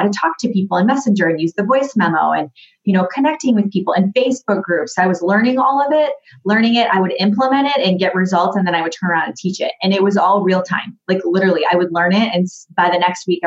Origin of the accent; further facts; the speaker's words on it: Grand Rapids, Michigan, United States; I grew up in Grand Rapids, Michigan. I'm from Michigan